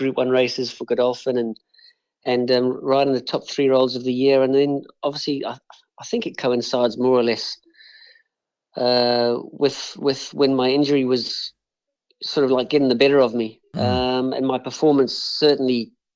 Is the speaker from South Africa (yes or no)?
yes; Johannesburg, Gauteng, South Africa; also born or lived in Chelmsford, England; now in Australia; I grew up in South Africa, and I pretty much regard myself as South African, even though I'm now living in Australia